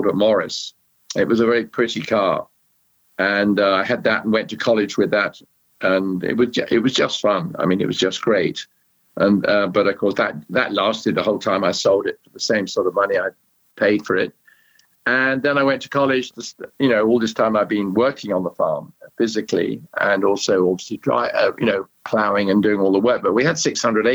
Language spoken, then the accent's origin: English; Sussex, South East England, United Kingdom; Well, I grew up in where I live in England now, in Sussex, England, from the age of 8 or 9, and living on a farm